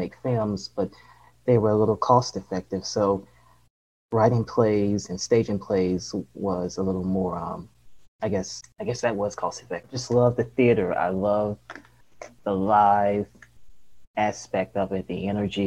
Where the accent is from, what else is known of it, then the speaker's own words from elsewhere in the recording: Los Angeles, California, United States; also born or lived in Duarte, California / Memphis, Tennessee; I was born in Duarte, California, and it's in the Los Angeles area, about 10 miles east of Los Angeles, born and raised in Los Angeles